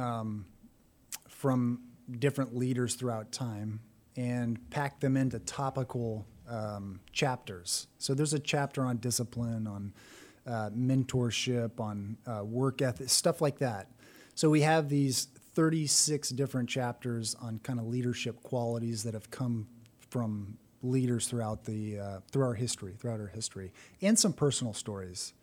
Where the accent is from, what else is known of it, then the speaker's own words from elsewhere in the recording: San Bernardino, California, United States; moved away as an adult; now in Texas, United States; I was born in San Bernardino, California